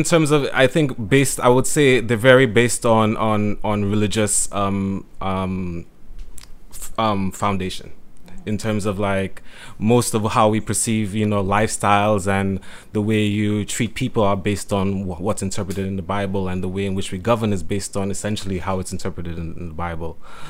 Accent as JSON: {"language": "English", "country": "St. Lucia", "tie": "born or raised there", "moved": "yes", "said": "Growing up in St. Lucia, it was very, I would say, very isolated, very, we live in a very conservative environment, society, like Jamaica."}